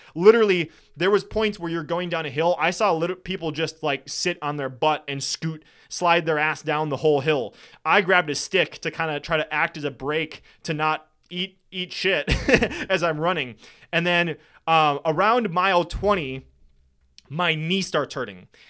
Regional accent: Wisconsin, United States; I'm from Wisconsin.

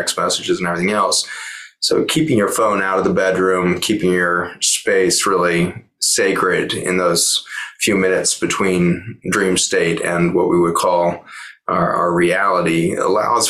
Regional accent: Boulder, Colorado, United States; born and raised in Boulder.

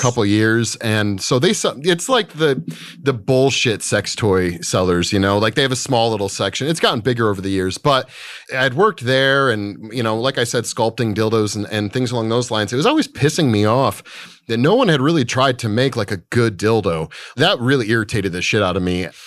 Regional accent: Michigan, United States; moved away; I grew up in the Midwest in Michigan.

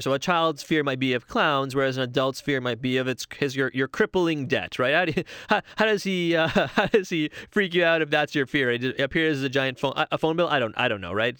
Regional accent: Toronto, Ontario, Canada; I live in Toronto. I've, I'm born and raised in Toronto.

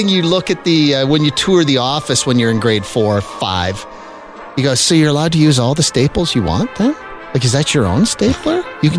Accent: Saskatchewan, Canada; moved away; when I was a kid growing up in Saskatchewan, they were thongs. And I'm of a certain age that a lot of my friends that still live back there

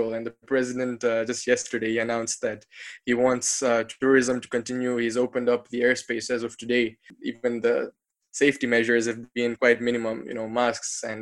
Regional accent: Tanzania; I came back to my home country of Tanzania

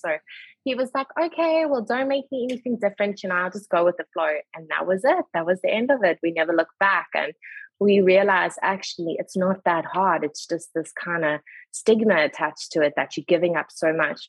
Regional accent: Durban, KwaZulu-Natal, South Africa; moved away as an adult; now in Charlotte, United States; I was born in Durban. But we kind of got this thing of once you've lived somewhere for 10 years, you can officially say you are from that province. So we are Durbanites through and through.

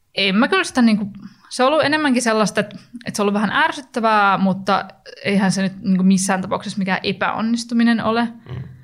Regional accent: Turku, Southwest Finland, Finland; moved away; mä oon itse sieltä kotoisin

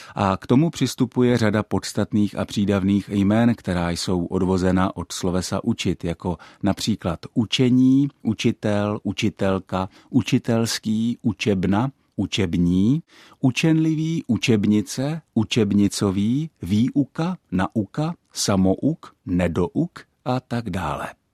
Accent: Czechia; first language Czech; náš mateřský jazyk

